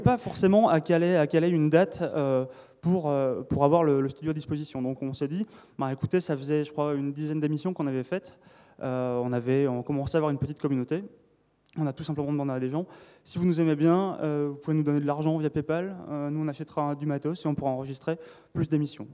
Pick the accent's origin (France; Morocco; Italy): France; south of France; je viens du sud de la France